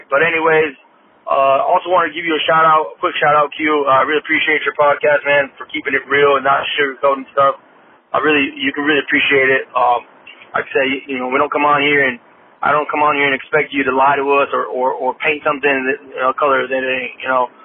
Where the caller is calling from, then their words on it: Arizona, United States; I'm from Arizona.